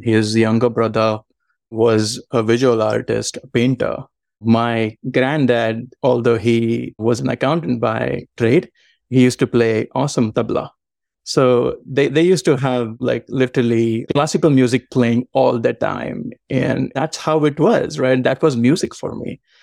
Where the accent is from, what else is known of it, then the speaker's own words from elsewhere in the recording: Mumbai, Maharashtra, India; moved away as an adult; also born or lived in Savannah, Georgia, United States; now in Georgia, United States; I was born and raised in Mumbai, in a suburb of Mumbai called Villaparle.